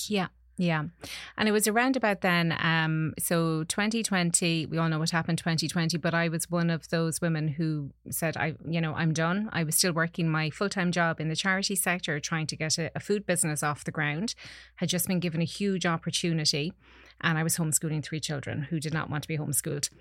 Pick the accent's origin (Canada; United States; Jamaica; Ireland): Ireland; Connacht; growing up in Ireland